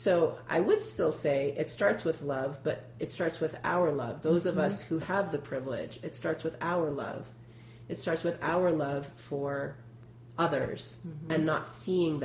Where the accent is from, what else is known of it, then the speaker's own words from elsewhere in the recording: Illinois, United States; I'm from Illinois